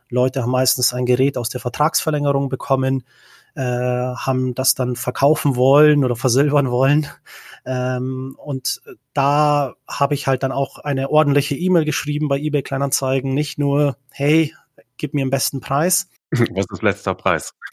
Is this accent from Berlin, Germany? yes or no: no; Bavaria, Germany; also born or lived in Czech Republic; Genau, also ich komme ursprünglich, äh, bin ich in Tschechien geboren. Ich bin mit acht Jahren äh, nach Deutschland gekommen, nach Bayern, ähm, bin dann dort äh, aufgewachsen bis zum 18. Lebensjahr.